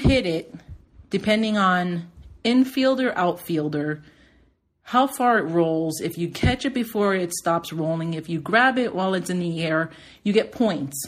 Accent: Palm Springs North, Florida, United States; I grew up in Palm Springs North, which many will say is Hialeah, many will say is Carroll City.

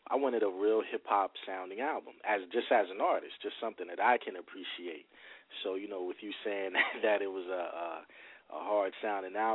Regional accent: New Brunswick, New Jersey, United States; I've lived all over New Brunswick, but I, I grew up pretty much on Livingston and Townsend, and, and then we moved from there to Redmond.

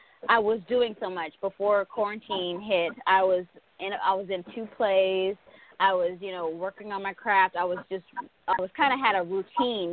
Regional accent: Sulphur Springs, Texas, United States; moved away as an adult; now in Los Angeles, United States; I'm from Texas, Sulphur Springs, Texas specifically. That's Northeast Texas. But I recently moved to Los Angeles probably about a year and a half ago

